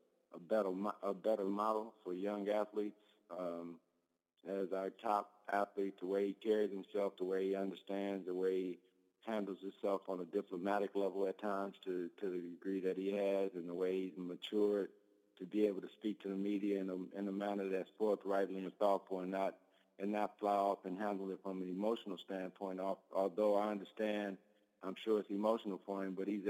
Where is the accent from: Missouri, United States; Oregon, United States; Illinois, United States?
Illinois, United States; Park Forest; here in Park Forest in my hometown at my alma mater high school, Rich East High School